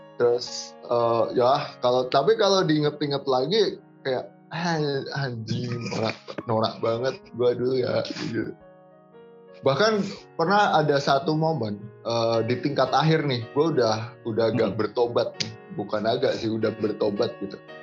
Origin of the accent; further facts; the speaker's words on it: Indonesia; saya juga orang Indo